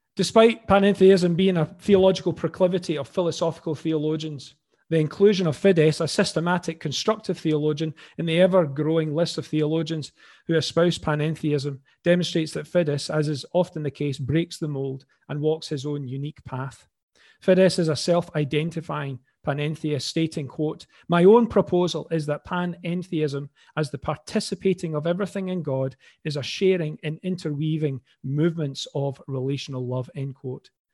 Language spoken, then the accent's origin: English; Glasgow, Scotland, United Kingdom; accent: Glaswegian; now in Falkirk, United Kingdom; another Glaswegian voice